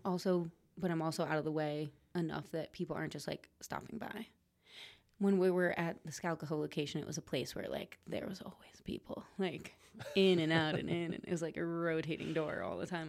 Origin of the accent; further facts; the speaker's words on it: Trumbull, Connecticut, United States; moved away as an adult; also born or lived in Vermont; Trumbull. It's the name of the town I grew up in, actually.